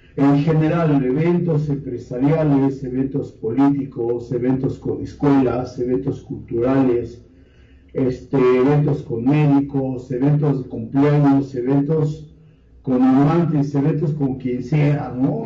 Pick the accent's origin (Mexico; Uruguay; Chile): Mexico; nosotros como mexicanos